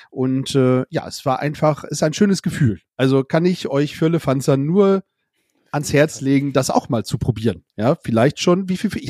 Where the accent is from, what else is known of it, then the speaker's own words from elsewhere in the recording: Bremen, Germany; Ja, weil als Bremer wird man da nicht so ganz immer 100% akzeptiert.